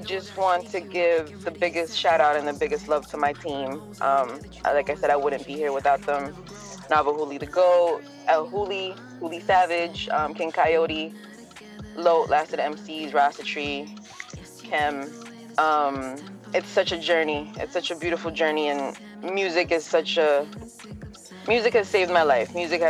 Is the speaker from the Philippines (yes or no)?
yes; Philippines; born there; moved away; I was born in the Philippines. Mm-hmm. I had I lived in a really kind of bad, not a bad environment, but it wasn't an easy life back home.